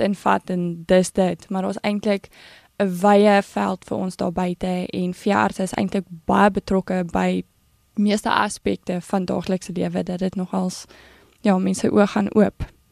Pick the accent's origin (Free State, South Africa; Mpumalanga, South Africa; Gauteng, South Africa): Free State, South Africa; Bloemfontein; Ek het groot geword in Bloemfontein in die Vrystaat